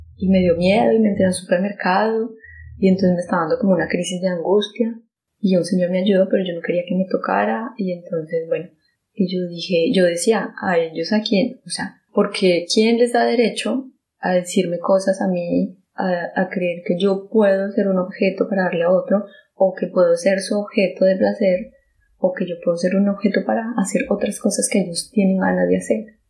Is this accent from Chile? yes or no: no; Colombia; moved away; el país donde yo nací, en Colombia